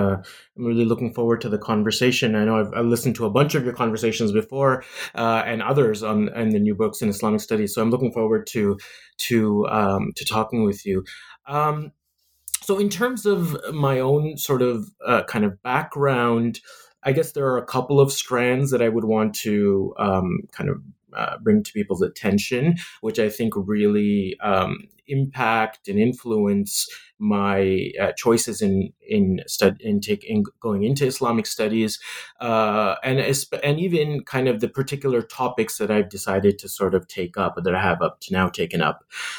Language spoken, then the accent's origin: English; Canada; It has a lot to do with being a Muslim in the West, in growing up in Canada, a Muslim minority.